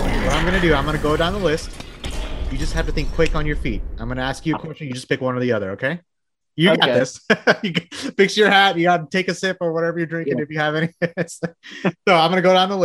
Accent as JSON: {"language": "English", "region": "Texas", "country": "United States", "accent": "twang", "said": "That's just me as a Texan"}